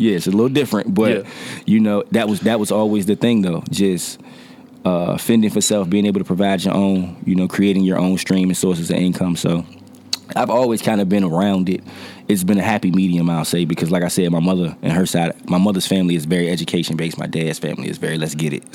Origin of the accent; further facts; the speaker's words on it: Norfolk, Virginia, United States; I am from Norfolk, Virginia. Uh, neighborhood wise, I'm from Poplar Halls.